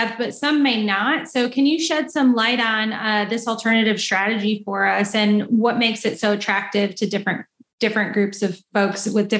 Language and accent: English; Indiana, United States; I'm from Indiana too. So we're both fellow Midwesterners.